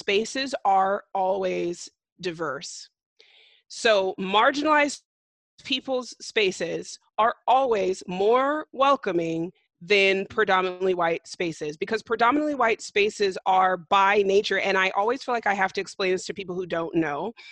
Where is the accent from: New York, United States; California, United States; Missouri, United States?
California, United States; I'm from California, which is, of course, a blue state